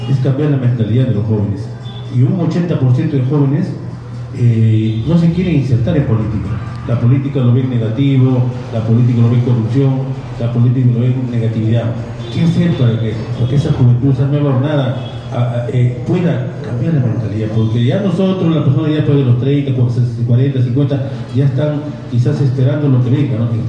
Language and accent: Spanish; Parcona, Ica, Peru; vengo yo de Parcona